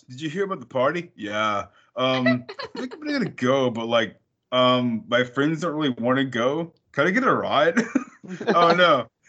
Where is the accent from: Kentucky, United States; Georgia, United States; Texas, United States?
Texas, United States; we might be from Texas